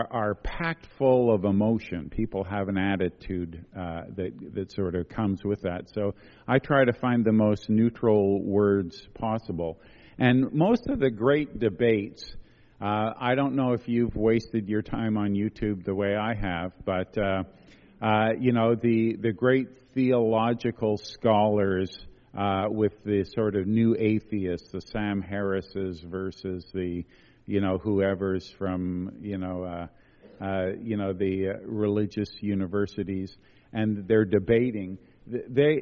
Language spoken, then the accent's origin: English; Quebec, Canada; I come from Quebec